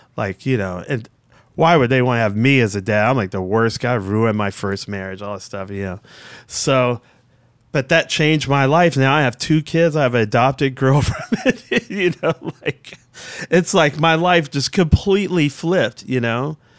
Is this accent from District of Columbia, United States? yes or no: yes; Washington, District of Columbia, United States; I'm from Southeast Washington, I'm a black dude from Southeast Washington